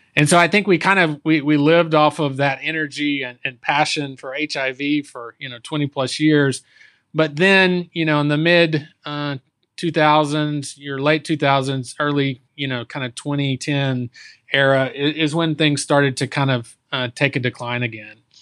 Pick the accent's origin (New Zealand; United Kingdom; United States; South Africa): United States; Texas; I, I, was born and raised in Texas